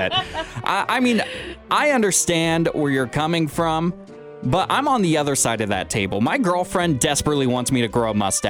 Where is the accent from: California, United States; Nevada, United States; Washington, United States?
Washington, United States; moved away; I'm planning on flying back to my home state of Washington.